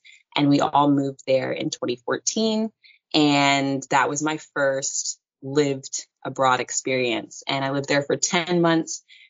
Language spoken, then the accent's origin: English; North Carolina, United States; moved away as an adult; also born or lived in Salt Lake City, Utah / Virginia / Washington, D.C.; now in Bali, Indonesia; I grew up in North Carolina, and that's where I was raised. But I was born in Salt Lake City, Utah. Half my family is Mormon. The other half of my family is Christian and Catholic. Yeah, I was born in Utah.